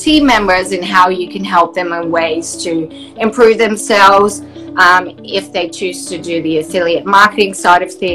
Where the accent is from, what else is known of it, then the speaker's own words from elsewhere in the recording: Netherlands; now in Sunshine Coast, Australia; in the Netherlands, where I'm from originally